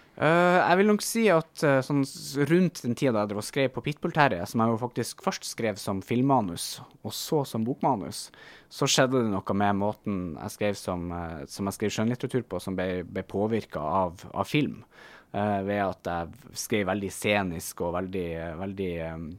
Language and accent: Norwegian; Bodø, Nordland, Norway; moved away; Hunstad, eh, utenfor Bodø, der jeg har vokst opp